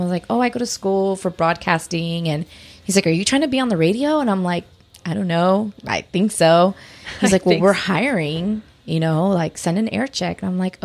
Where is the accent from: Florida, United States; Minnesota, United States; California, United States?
California, United States; Los Angeles; also born or lived in Long Beach / Huntington Beach; we're from